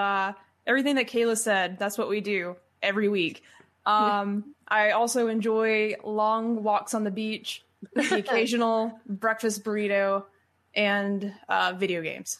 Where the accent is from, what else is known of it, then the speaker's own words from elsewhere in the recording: the South, United States; we're from the South.